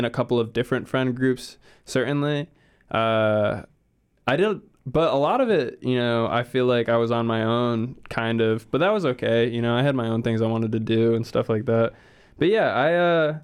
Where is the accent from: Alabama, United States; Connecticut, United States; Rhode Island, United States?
Rhode Island, United States; southern; I grew up in southern Rhode Island, which was kind of rural.